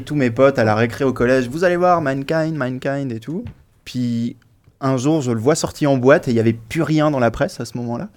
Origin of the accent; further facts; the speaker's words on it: Nord, Hauts-de-France, France; moved away; je suis du Nord à la base